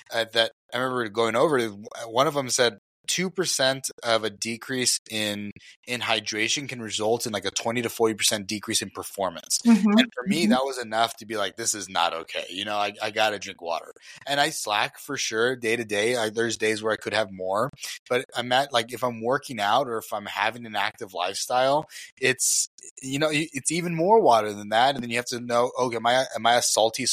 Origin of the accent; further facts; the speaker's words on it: Elsa, Texas, United States; I grew up in South Texas around right by Mexico